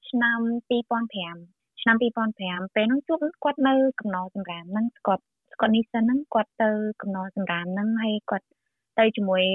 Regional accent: Kampong Cham, Cambodia; now in Melbourne, Australia; ពេលខ្ញុំនៅតូចហ្មង គឺខ្ញុំនៅខេត្តកំពង់ចាម

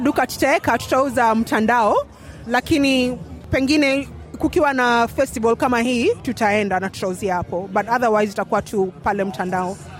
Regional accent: Kenya; now in Australia; tumetoka Kenya

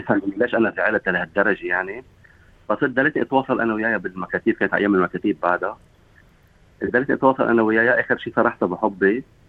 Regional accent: Sidon, South Governorate, Lebanon; moved away as an adult; also born or lived in Tripoli, Lebanon; now in Sydney, Australia; نحن عندنا بصيدا ما في بنت على البسكليت

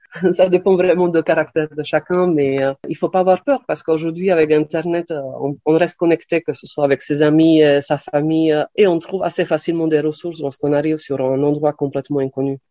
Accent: Slovakia; French is a second language; moved away as an adult; also born or lived in Lille, France / New York, United States; now in Aix-en-Provence, France; je suis née en Slovaquie et à 18 ans, je suis partie en France pour faire mes études à Lille

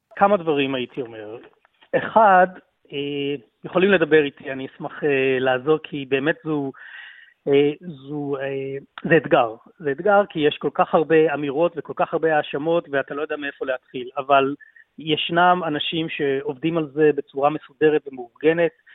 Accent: Israel; moved away as an adult; now in Melbourne, Australia; אני אזרח ישראלי ואוסטרלי, מתגורר באוסטרליה כבר 22 שנים, 30 אה, השנים הראשונות היו אה, בישראל

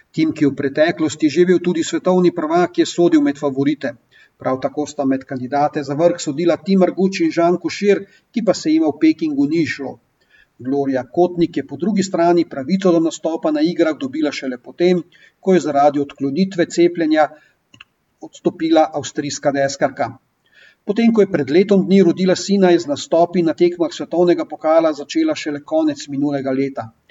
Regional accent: Slovenia

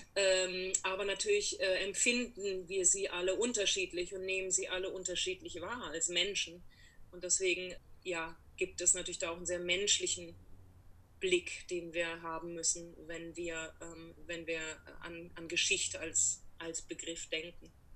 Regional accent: Karlsruhe, Baden-Württemberg, Germany; moved away as an adult; now in New York, United States; Mein Großvater war Fahrlehrer äh, in Karlsruhe, in meiner Heimatstadt

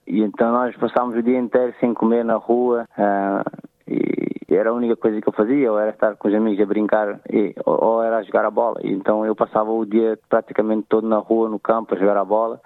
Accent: Amadora, Lisbon, Portugal; Eu nasci e cresci na Amadora

